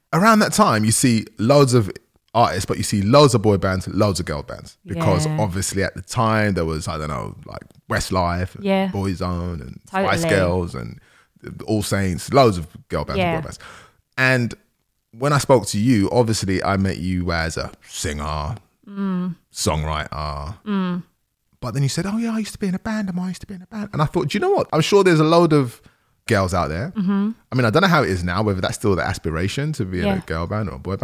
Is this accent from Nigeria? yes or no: yes; Nigeria; I'm Nigerian, so like so many people, that's what happened with us.